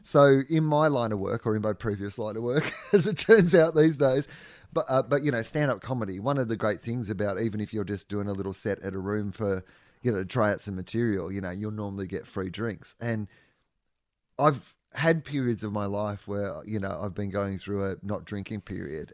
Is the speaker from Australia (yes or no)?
yes; Australia; as an Australian